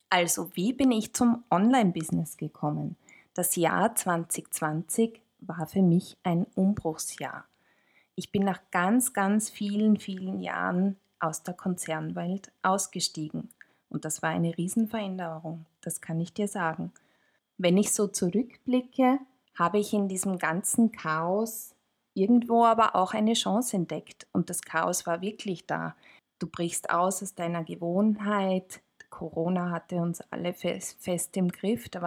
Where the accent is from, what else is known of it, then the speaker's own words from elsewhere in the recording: Tyrol, Austria; Zufälligerweise komme ich auch aus Tirol.